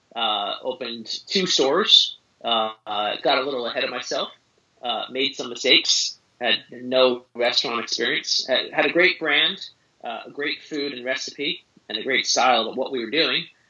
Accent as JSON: {"language": "English", "region": "suburbs of New York City", "country": "United States", "tie": "born or raised there"}